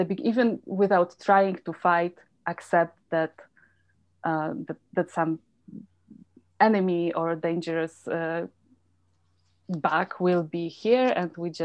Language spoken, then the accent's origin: English; Poland; moved away as an adult; also born or lived in Germany; now in Calgary, Canada; So I grew up in Poland, and during some late 70s, 80s